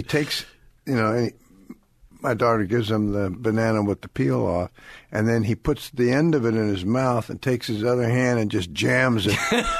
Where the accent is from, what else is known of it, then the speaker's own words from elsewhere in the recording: California, United States; I was born and raised here in California.